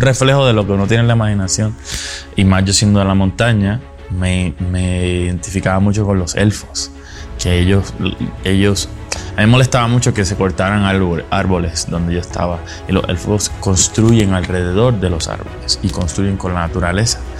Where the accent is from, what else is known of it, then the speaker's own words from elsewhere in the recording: Puerto Rico; Yo crecí en Puerto Rico, en las montañas, en una comunidad muy pobre